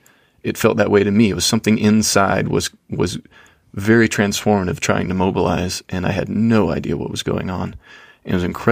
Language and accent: English; Georgia, United States; So I was raised in Georgia in the conservative Christian South.